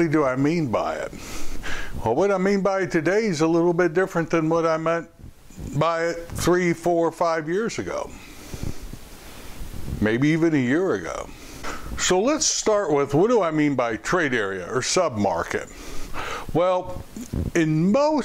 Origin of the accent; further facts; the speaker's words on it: Louisville, Kentucky, United States; my hometown, Louisville, Kentucky